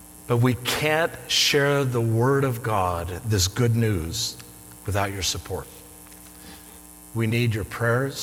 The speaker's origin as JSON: {"language": "English", "town": "Cheyenne", "region": "Wyoming", "country": "United States", "tie": "born or raised there", "moved": "yes", "said": "In 1964, I was 7 years old growing up in Cheyenne, Wyoming, a little town with a little Greek Orthodox church."}